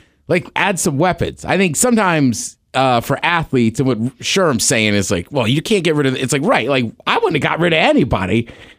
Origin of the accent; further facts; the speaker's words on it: Canada; I was like, oh, look at me being Canadian.